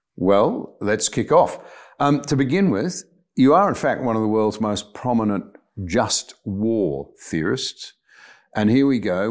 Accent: Australia; as an Australian

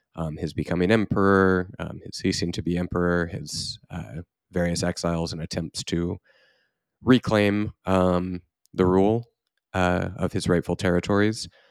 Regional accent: Houston, Texas, United States; I grew up largely in the Archdiocese of Galveston, Houston in Texas

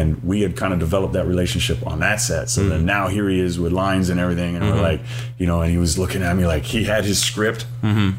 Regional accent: Ewa Beach, Hawaii, United States; also born or lived in Maryland; I was born in Maryland. And then I was raised here in Hawaii

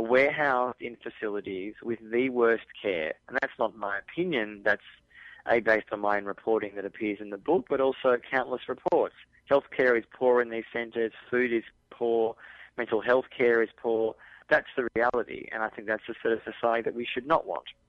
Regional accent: Australia; I'm from Australia, people can probably recognise my accent

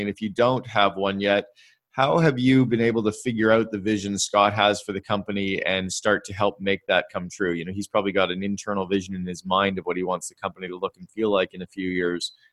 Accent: Canada; I'm Canadian uh, and and uh, grew up with French

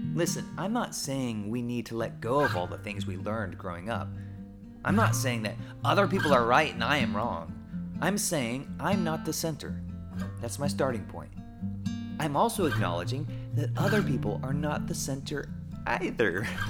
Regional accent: Oklahoma, United States; I grew up in Oklahoma

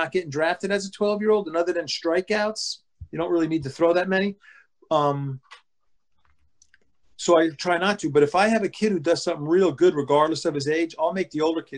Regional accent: Pine Beach, New Jersey, United States; we grew up in Pine Beach, like you said, but it was Pine Beach post office. but it was Berkeley Township

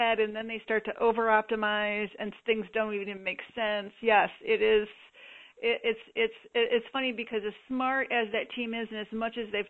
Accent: Michigan, United States; I grew up in Michigan

